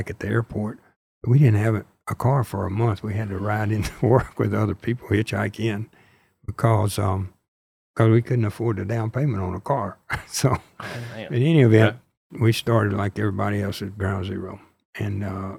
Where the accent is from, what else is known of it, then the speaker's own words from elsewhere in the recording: Vicksburg, Mississippi, United States; I grew up in Vicksburg, Mississippi, and up on Eagle Lake